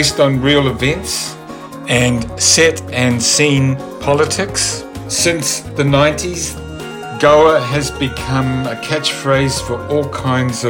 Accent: New Zealand; moved away; I'm originally from New Zealand. I'd been involved with punk groups and rock and roll in the 70s there

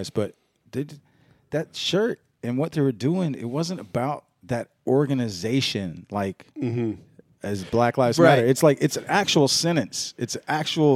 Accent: the South, United States; I grew up in the South where everybody was hunting.

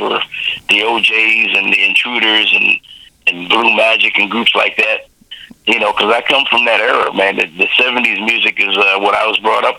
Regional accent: Kingston, New York, United States; now in San Francisco, United States; I'm from upstate New York, a little town called Kingston

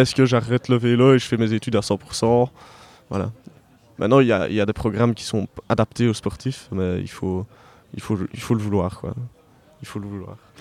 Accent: Herve plateau, about twenty kilometres from Liège, Wallonia, Belgium; now in Liège, Belgium; si je suis né à Liège, mais j'ai pas grandi à Liège, donc j'ai grandi à une, vingtaine de kilomètres d'ici, dans la campagne, donc, voilà. sur le plateau de Herve au milieu des champs

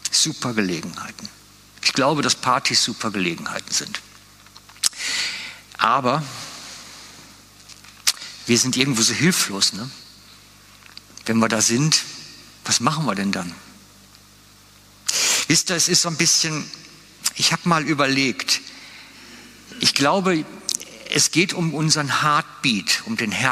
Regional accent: Switzerland; Natürlich, wir sind gut da drin als Schweizer, unsere Probleme können wir immer erzählen.

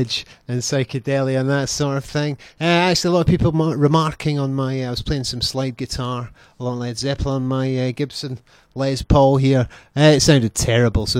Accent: Scotland, United Kingdom; they're all laughing at my accent. I'm actually very well spoken for a Scottish person

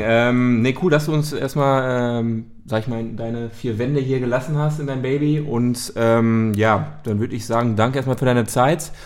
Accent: Dortmund, North Rhine-Westphalia, Germany; wir kommen ja selber auch aus Dortmund

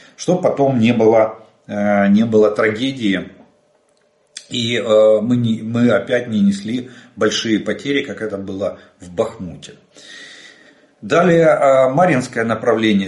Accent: Ukraine; мы из Украины

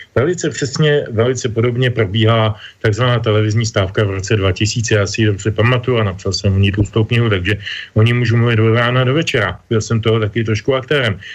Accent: eastern Bohemia, East Bohemia, Czechia; pocházel z východních Čech, od Rodimě, já jsem taky z Rodimě

